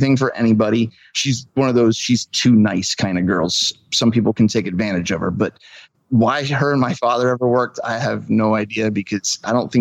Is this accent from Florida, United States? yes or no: no; Klingerstown Valley, Pennsylvania, United States; I've been born and raised in the Clingerstown Valley